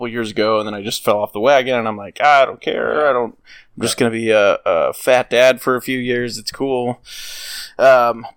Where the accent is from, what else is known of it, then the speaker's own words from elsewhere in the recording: Midwest, United States; I'm from the fucking Midwest